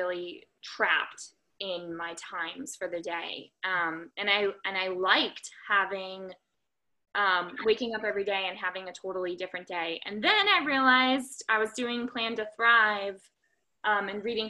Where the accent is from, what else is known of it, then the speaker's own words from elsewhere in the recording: United States; now in Santa Monica, United States; I currently live in Santa Monica, California, although I'm from Washington, D.C., or Maryland originally.